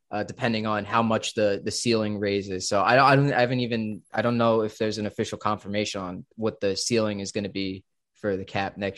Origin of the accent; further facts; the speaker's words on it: Montgomery, New Jersey, United States; moved away as an adult; now in Hoboken, United States; I am from Central Jersey. Yes, I live in Montgomery